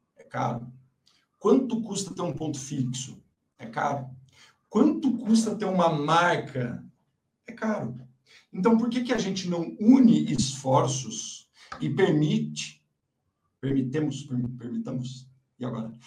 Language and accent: Portuguese; Mogi Guaçu, São Paulo, Brazil; moved away; Eu, sou do interior, né? Eu nasci em Mogi Guaçu.